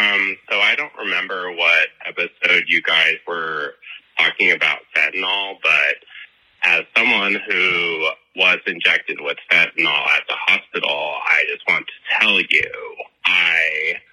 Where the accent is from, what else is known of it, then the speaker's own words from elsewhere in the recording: Nebraska, United States; I'm from Nebraska.